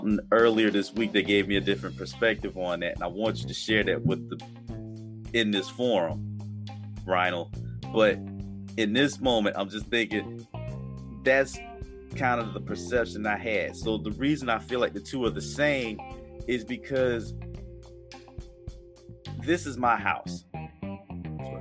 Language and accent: English; New Jersey, United States; I was born in Jersey